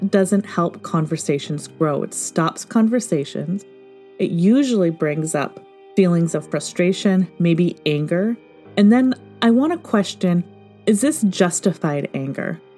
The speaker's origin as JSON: {"language": "English", "region": "Michigan", "country": "United States", "tie": "born or raised there", "moved": "yes", "lives_now": "Pacific Northwest, United States", "said": "growing up in Michigan"}